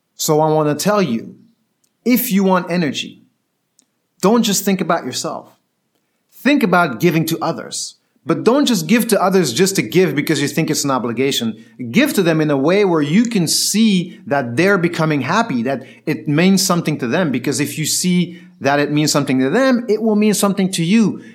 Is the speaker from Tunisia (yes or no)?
yes; Tunis, Tunis Governorate, Tunisia; moved away; I was growing up in Tunis, when I was younger, when I was nine or ten years old